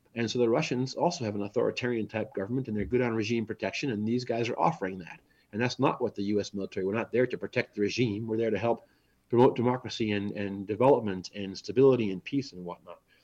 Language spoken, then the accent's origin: English; United States; moved away as an adult; now in Germany; as an American, when I spent five years there